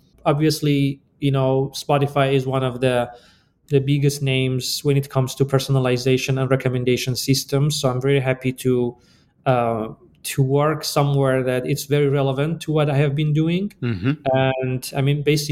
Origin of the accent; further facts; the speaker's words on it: Iran; moved away as an adult; also born or lived in Chicago, United States / Boulder, Colorado, United States; now in United States; I am originally from Iran, and I came to the US basically for my PhD